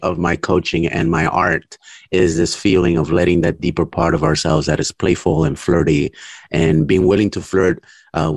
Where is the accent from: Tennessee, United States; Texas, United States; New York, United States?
New York, United States; New York City; English is a second language; also born or lived in Colombia; I was born in Colombia and grew up in New York City